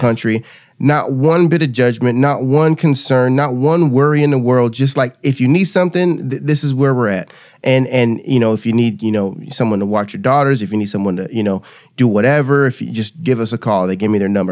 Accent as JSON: {"language": "English", "region": "California", "country": "United States", "also_born_or_lived": "Kansas", "moved": "yes", "lives_now": "Texas, United States", "said": "I'm originally from California. I moved here from California, went to college in Kansas"}